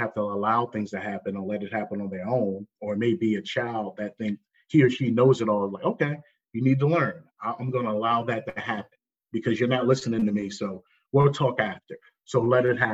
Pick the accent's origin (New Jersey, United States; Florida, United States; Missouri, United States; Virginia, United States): New Jersey, United States; Jersey City; growing up where I grew up, Jersey City, New Jersey